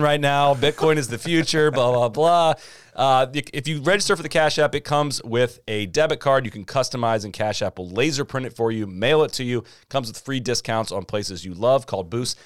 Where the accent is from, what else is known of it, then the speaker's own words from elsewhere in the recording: Midwest, United States; moved away; also born or lived in Florida; I grew up in the Midwest